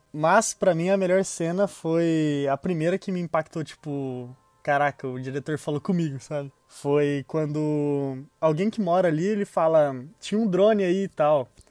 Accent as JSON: {"language": "Portuguese", "region": "São Paulo", "country": "Brazil", "said": "eu sou paulista"}